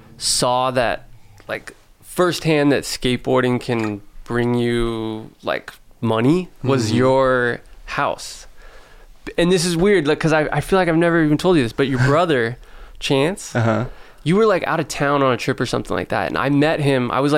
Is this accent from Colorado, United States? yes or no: no; St. Helena, California, United States; it's my hometown.